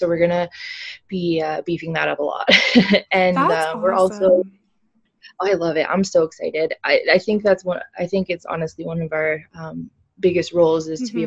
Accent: Prince George, British Columbia, Canada; now in Kamloops, Canada; I came from Prince George

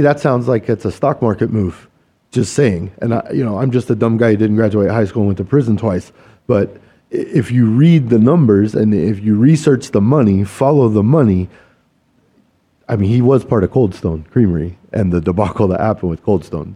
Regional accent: Kansas, United States; I'm a Kansas boy. I grew up in the Midwest

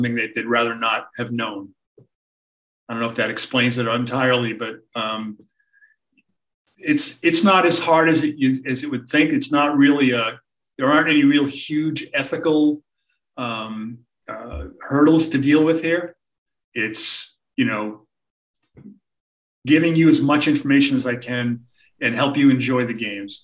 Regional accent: Boston, Massachusetts, United States; I grew up in the Boston area as a sports fan.

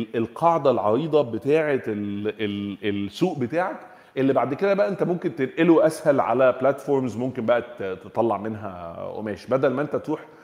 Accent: Egypt; احنا عندنا في مصر

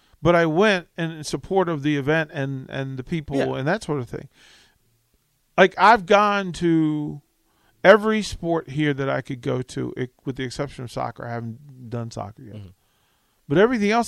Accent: Virginia, United States; moved away; also born or lived in Charlotte, North Carolina; I'm from Virginia.

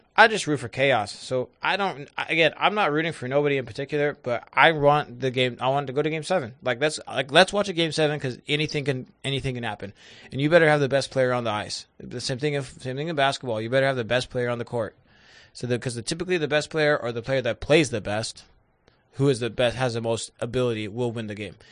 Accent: Northwest, United States; I'm from the Northwest and we live in a pocket

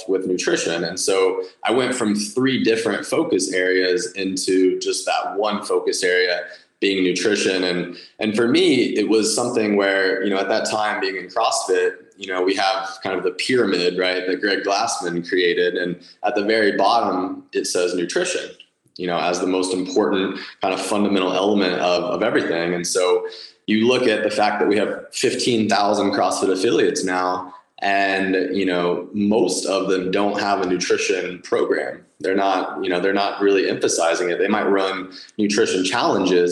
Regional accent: Dallas, Texas, United States; I'm born and raised in Dallas, Texas, lived here my whole life

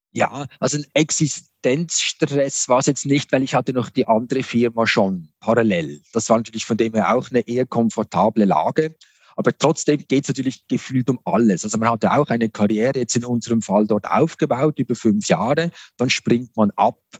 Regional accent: Switzerland; Ich bin hier in der Region Basel aufgewachsen

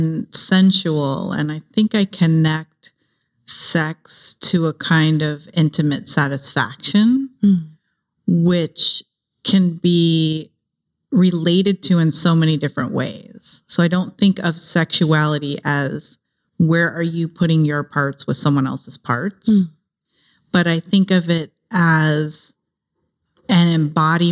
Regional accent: Ohio, United States; also born or lived in San Jose, California; now in Los Angeles, United States; I grew up in Ohio.

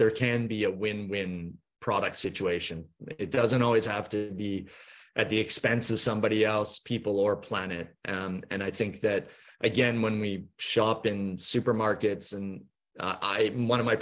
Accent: Vancouver, British Columbia, Canada; accent: Canadian; now in Norfolk Island, Australia; My accent is Canadian. I'm from Vancouver originally

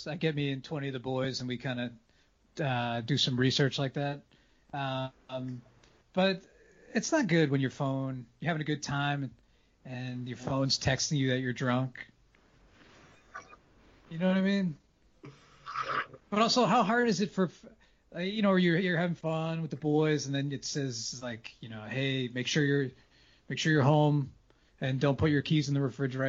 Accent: New England, United States; I'm from New England, so like, I'm used to cleaning up the car in the winter.

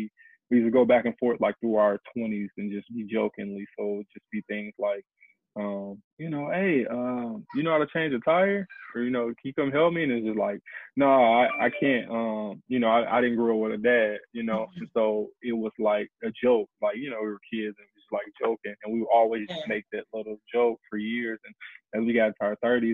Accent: St. Louis, Missouri, United States; I'm from St. Louis, Missouri

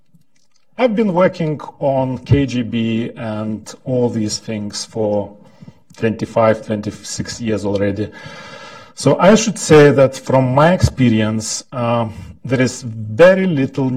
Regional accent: Lithuania; I'm from Lithuania

